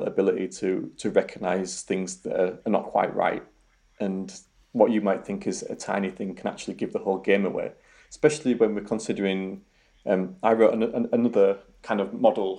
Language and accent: English; Yorkshire and the Humber, United Kingdom; accent: Yorkshire; my Yorkshire accent